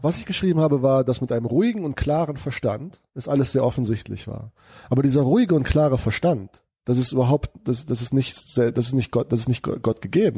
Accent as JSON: {"language": "German", "country": "Germany", "also_born_or_lived": "United States", "said": "wir als Deutsche"}